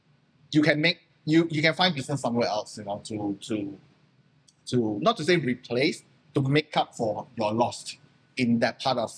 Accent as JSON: {"language": "English", "country": "Malaysia", "second_language": "English", "said": "I'm still Malaysian, you know. I had my Malaysian company."}